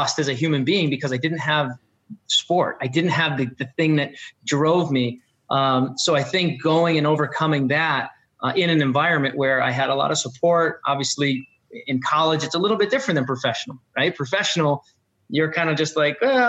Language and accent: English; Guilford, Connecticut, United States; I'm from Guilford, Connecticut, small town here where there's never been a professional athlete